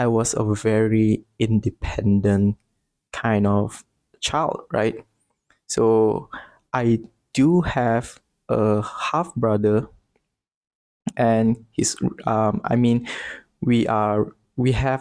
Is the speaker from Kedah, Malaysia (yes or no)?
no; Bintulu, Sarawak, Malaysia; moved away as an adult; now in Selangor, Malaysia; I'm actually from a small town called Bintulu, which is located in East Malaysia in Sarawak.